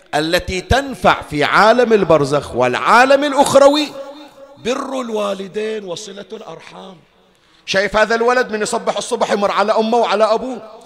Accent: Bahrain; عندنا بالبحرين

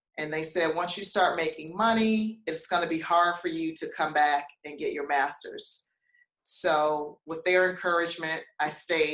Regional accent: Detroit, Michigan, United States; moved away as an adult; also born or lived in Cairo, Egypt / Bangkok, Thailand / Chapel Hill, North Carolina; I'm from Detroit, Michigan, born and raised

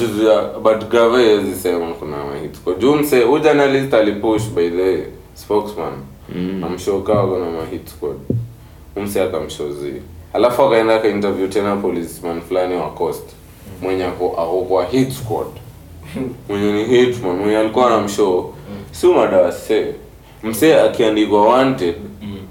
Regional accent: Kenya

